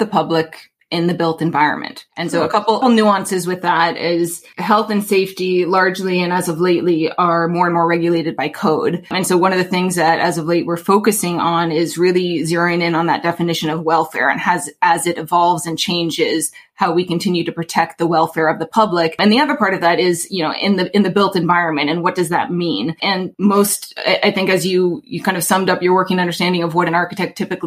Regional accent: Alaska, United States; moved away as an adult; now in New York City, United States; born and raised in Alaska, I came to the East Coast for school

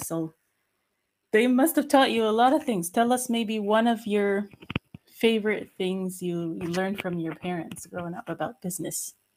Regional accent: United States; now in Germany; I'm American, but I live in Germany

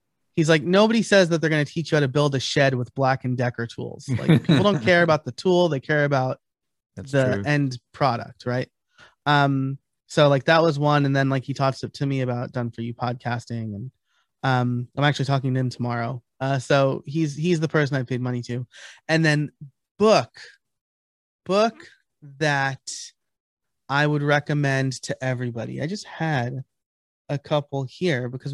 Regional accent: New York, United States; moved away; I'm originally from New York. So I'm a New York Italian.

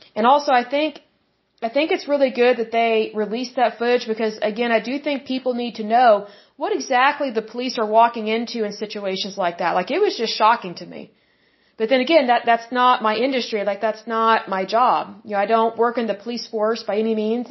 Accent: Oklahoma, United States; I was born and raised in Oklahoma

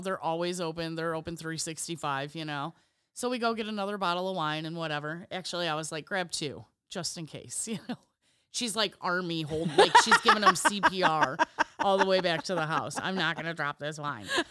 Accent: Illinois, United States; we're from Illinois

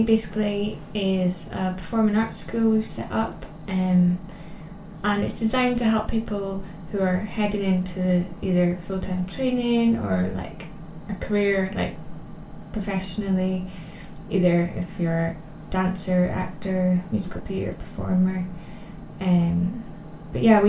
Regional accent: Scotland, United Kingdom; moved away as an adult; also born or lived in Edinburgh / London; now in South Shields, United Kingdom; I'm from Scotland originally. I grew up dancing in there

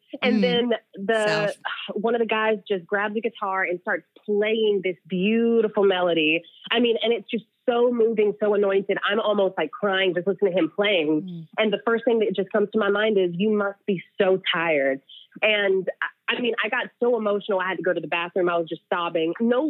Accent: the South, United States; Growing up in the South, get a ring by spring.

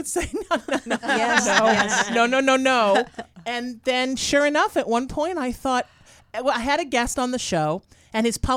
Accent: United States; also born or lived in New Haven, Connecticut / Huntington Beach, California / Sherman Oaks, California; I grew up in New Haven, Connecticut, then Huntington Beach

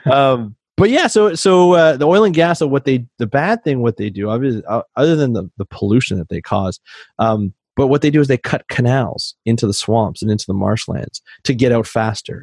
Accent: Canada; I'm Canadian

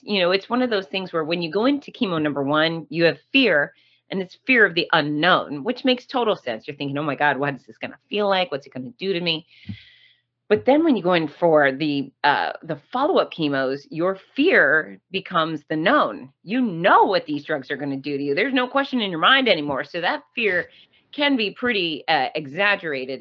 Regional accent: Gainesville, Florida, United States; Gainesville, Florida, my hometown

